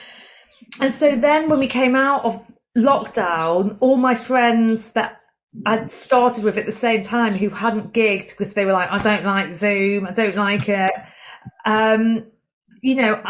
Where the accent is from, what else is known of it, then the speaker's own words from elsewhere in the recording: Chester, North West England, United Kingdom; moved away as an adult; also born or lived in Newcastle; I'm from Chester originally